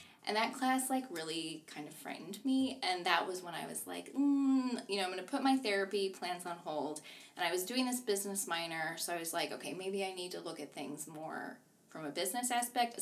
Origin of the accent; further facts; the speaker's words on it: Buffalo, New York, United States; moved away; I'm from Buffalo, New York